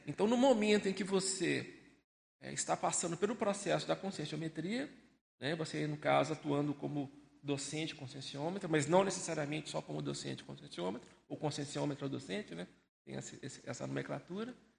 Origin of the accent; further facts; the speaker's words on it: Belo Horizonte, Minas Gerais, Brazil; moved away as an adult; now in Foz do Iguaçu, Brazil; Eu sou natural de Belo Horizonte, tenho 57 anos